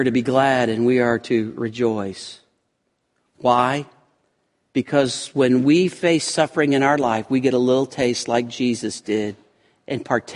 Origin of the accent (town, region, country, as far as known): United States